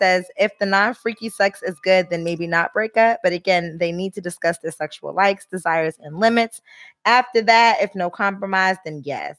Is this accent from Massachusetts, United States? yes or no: yes; Boston, Massachusetts, United States; accent: Boston; I don't like a Boston accent, but I'm Bostonian, so I'm.